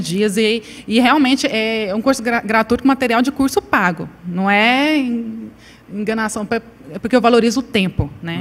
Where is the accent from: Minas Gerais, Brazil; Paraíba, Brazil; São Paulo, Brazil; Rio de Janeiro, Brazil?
Paraíba, Brazil; Eu sou paraibana